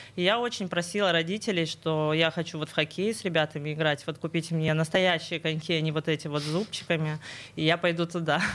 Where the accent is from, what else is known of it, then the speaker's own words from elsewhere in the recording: Sverdlovsk Oblast, Russia; я тоже родом из Свердловской области